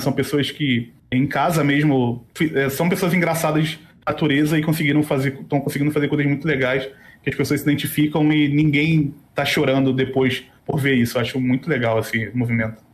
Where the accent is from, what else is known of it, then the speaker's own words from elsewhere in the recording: Rio de Janeiro, Brazil; moved away; E eu sou do Rio